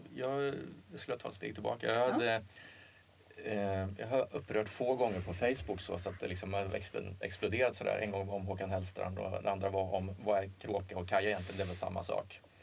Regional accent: Åmål, Västra Götaland, Sweden; i Åmål fanns det inte så mycket att göra

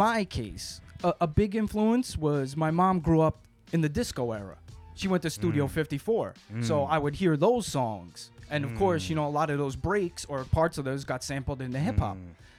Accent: New York City, New York, United States; also born or lived in Brooklyn / Staten Island; So I was born in Brooklyn, Italian neighborhood.

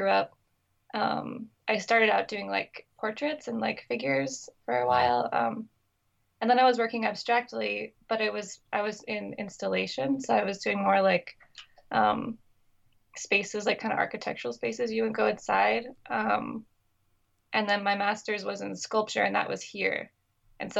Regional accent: Anacortes, Washington, United States; now in Brooklyn, United States; I'm from Washington State. I grew up on Fidalgo Island, which is better known as Anacortes, the city of Anacortes

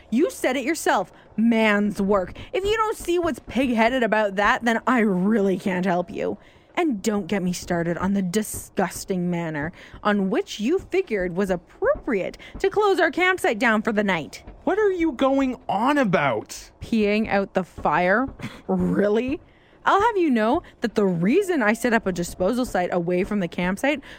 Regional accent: Gatineau, Quebec, Canada; Montreal is where you got your information from. I'm from Gatineau.

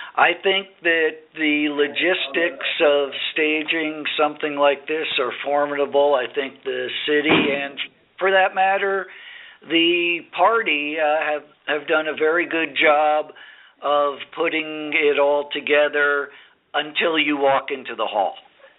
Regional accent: Indiana, United States; moved away; since I grew up in Indiana.

